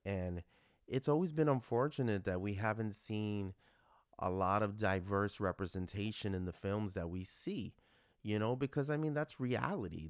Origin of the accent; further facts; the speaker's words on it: New York City, New York, United States; a young, uh, Mexican, Puerto Rican growing up in the Bronx